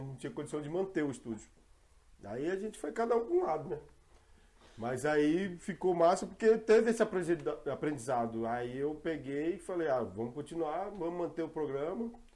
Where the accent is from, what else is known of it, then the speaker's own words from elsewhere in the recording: Ceilândia, Federal District, Brazil; moved away as an adult; now in Jardim Mangueiral, Brazil; não nego que eu sou da Ceilândia